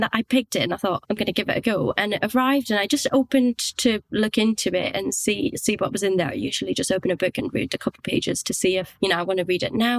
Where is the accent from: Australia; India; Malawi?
India; also born or lived in Scotland; I was born and brought up in India. I spent a long time in Scotland. My accent sounds like this right now in English, but there are still some words that if I haven't heard them being said by a Scottish or an English person, they come out Indian